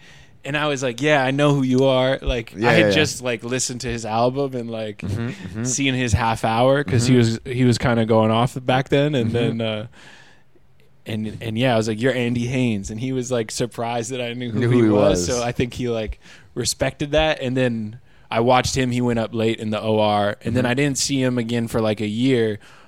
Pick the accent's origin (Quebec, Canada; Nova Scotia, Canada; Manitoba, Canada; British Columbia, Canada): British Columbia, Canada; Vancouver; moved away as an adult; now in United States; he saw that I was from Vancouver